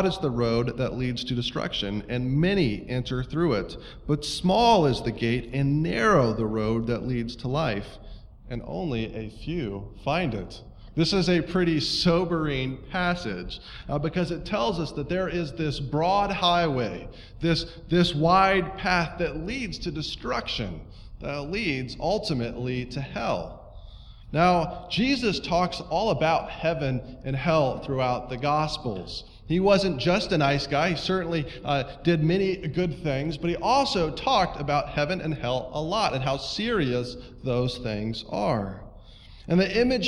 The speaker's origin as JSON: {"language": "English", "town": "Estes Park", "region": "Colorado", "country": "United States", "tie": "born or raised there", "said": "I grew up in Colorado"}